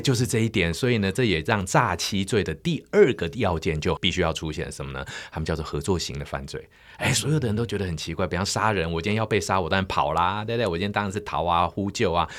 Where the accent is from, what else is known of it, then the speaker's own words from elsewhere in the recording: Taiwan; 我们台湾人最引以为傲、最美的风景